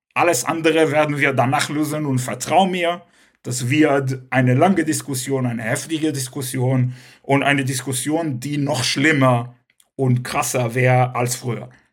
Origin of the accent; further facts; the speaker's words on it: Cologne, North Rhine-Westphalia, Germany; first language Hebrew; German is a second language; also born or lived in Israel; nicht weil ich Kölner bin oder weil ich was weiß ich bin, sondern weil ich Jude bin und weil ich gerade Hebräisch rede, meine Muttersprache